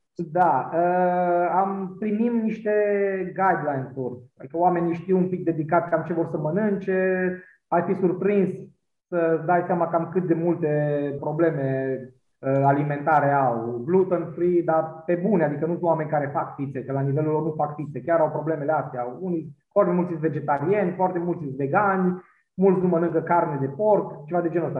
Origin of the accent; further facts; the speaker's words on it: Maramureș County, Romania; now in Cluj-Napoca, Romania; eu vin din Maramureș, dar dintr-o zonă de Someș care duce spre satul mare acolo